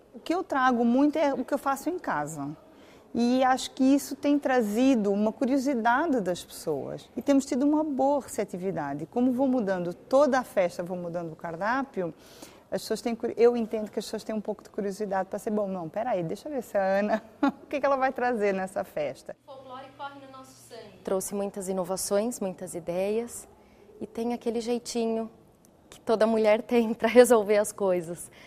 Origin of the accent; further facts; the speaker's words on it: Algarve, Portugal; moved away as an adult; now in Campinas, Brazil; Eu sou do Algarve.